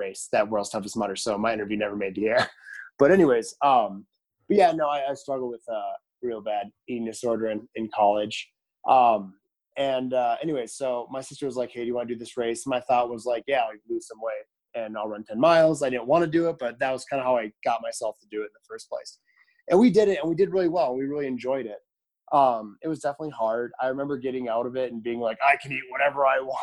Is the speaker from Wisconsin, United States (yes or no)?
yes; Sturgeon Bay, Wisconsin, United States; I'm from Island Peninsula in Sturgeon Bay, Wisconsin